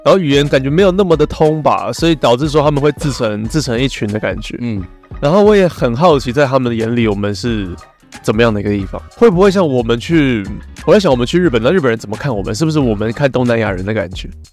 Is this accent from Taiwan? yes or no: yes; Taiwan; 我们台湾人